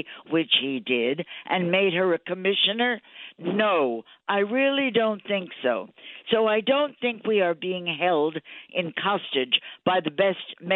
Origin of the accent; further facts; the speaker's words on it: New York City, New York, United States; I was a New Yorker